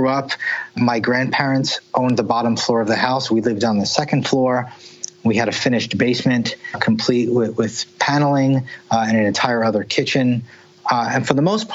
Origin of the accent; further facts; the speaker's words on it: Jersey City, New Jersey, United States; moved away; also born or lived in Nashville; I grew up in the Jersey City Heights section of Jersey City in the 70s